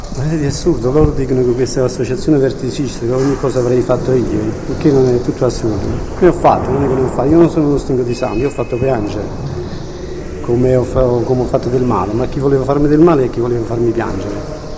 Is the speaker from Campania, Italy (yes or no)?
yes; Ottaviano, Campania, Italy; Il paese che mi ha dato i miei natali, ne sono orgoglioso e, Ottaviano non è solo un paese di camorra